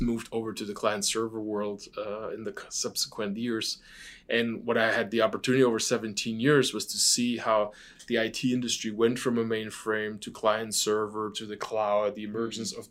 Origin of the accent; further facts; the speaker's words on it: Stuttgart, Baden-Württemberg, Germany; moved away; I'm born and raised in Stuttgart, Germany, which is a very famous car town.